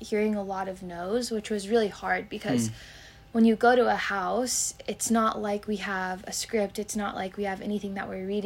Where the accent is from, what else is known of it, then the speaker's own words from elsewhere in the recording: Carlsbad, New Mexico, United States; I'm from New Mexico. Nice. Born and raised in a little town called Carlsbad